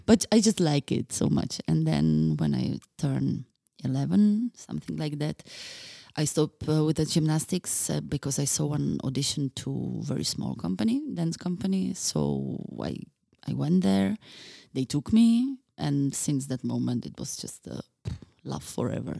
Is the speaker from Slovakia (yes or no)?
yes; Bratislava, Bratislava Region, Slovakia; now in Czech Republic; I was born in Bratislava